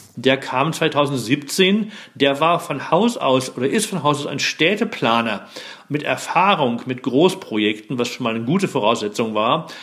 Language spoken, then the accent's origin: German; Germany; gerade als Deutscher